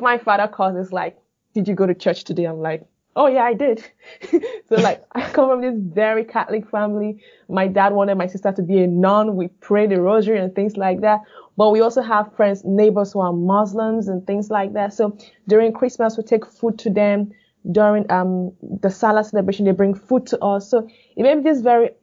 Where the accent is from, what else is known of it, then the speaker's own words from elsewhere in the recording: Northern Nigeria, Nigeria; moved away as an adult; now in Normal, United States; So I was born in the northern part of Nigeria, though my parents are from the eastern part of Nigeria, which makes me from the eastern part of Nigeria. But I grew up in the northern part of Nigeria